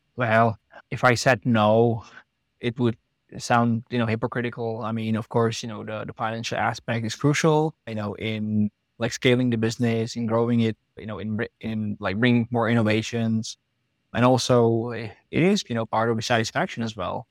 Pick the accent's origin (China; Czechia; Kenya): Czechia; moved away as an adult; also born or lived in United States / Prague; we are both from the Czech Republic